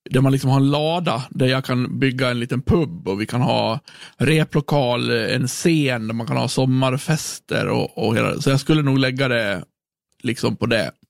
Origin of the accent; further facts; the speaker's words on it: Björbo, Dalarna County, Sweden; Jag är bott på alltså jag är född på Virs, i Björbo.